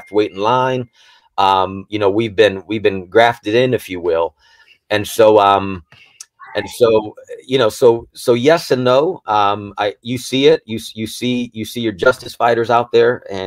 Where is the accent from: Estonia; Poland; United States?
United States; Youngstown, Ohio; also born or lived in Brooklyn, New York; I born in Brooklyn, New York, but my parents moved to Youngstown when I was six. And so that's the church I grew up